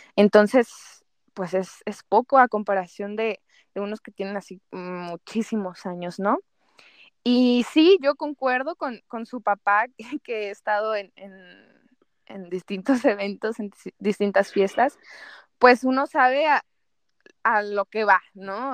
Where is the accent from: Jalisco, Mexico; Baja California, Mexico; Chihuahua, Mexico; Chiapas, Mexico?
Jalisco, Mexico; Guadalajara; yo como tapatía